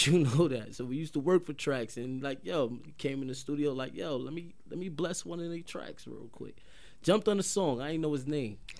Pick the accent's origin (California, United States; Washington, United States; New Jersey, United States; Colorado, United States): New Jersey, United States; Paterson; Patterson, New Jersey